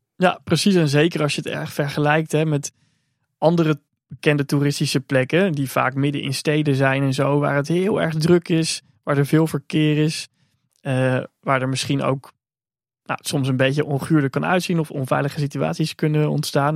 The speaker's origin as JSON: {"language": "Dutch", "country": "Netherlands", "also_born_or_lived": "China", "said": "als Nederlander"}